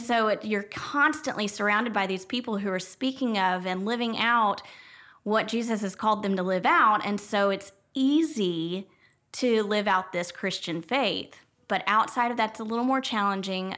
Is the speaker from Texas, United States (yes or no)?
yes; Jefferson, Texas, United States; I grew up in Jefferson, so it was a small town of about three thousand people